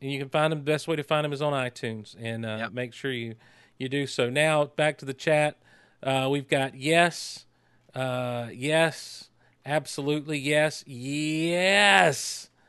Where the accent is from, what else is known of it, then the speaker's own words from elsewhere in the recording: Georgia, United States; No, we're all from South Georgia.